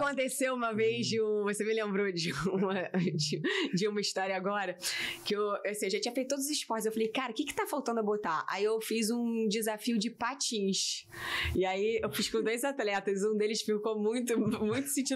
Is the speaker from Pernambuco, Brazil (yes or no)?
no; Rio de Janeiro, Brazil; sou carioca, da Gema